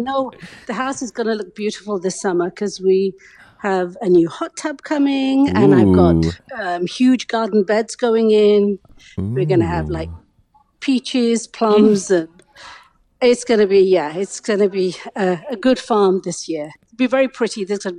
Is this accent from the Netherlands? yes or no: no; London, United Kingdom; moved away; also born or lived in Africa; I was born in Africa and then raised in England.